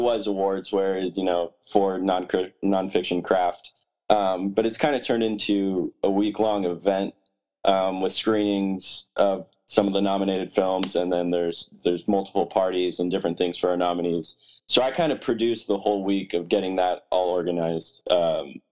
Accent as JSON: {"language": "English", "town": "Branson", "region": "Missouri", "country": "United States", "tie": "born or raised there", "moved": "yes", "lives_now": "Los Angeles, United States", "said": "my hometown, Branson"}